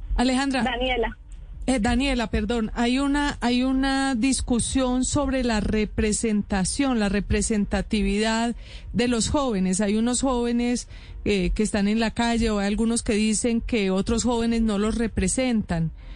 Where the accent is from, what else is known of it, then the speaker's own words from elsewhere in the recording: San Rafael, Antioquia, Colombia; now in Montería, Colombia; Soy de San Rafael, Antioquia, cerca de Guatapé, pero vivo aquí en Montería ya hace nueve años.